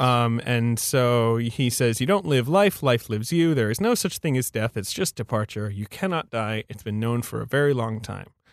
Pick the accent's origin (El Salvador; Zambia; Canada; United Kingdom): United Kingdom; moved away; I'm from, I grew up in Britain